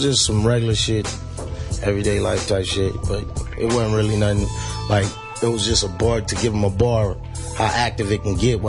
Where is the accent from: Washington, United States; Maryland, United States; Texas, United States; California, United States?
California, United States; Colton; I'm from Colton. Colton? Yeah, San Bernardino.